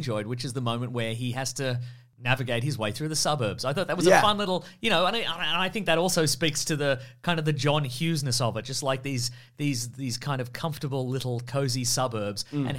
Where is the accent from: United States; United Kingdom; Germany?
United Kingdom; I'm not equipped to deal with this. I'm British.